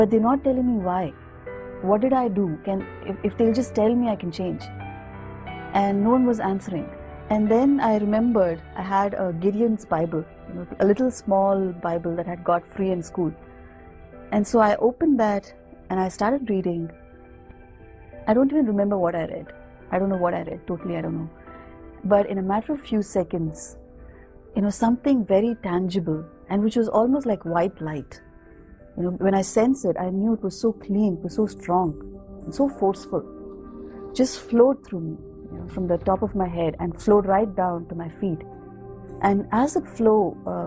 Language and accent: English; India; I'm from India and I've been a Hindu by birth.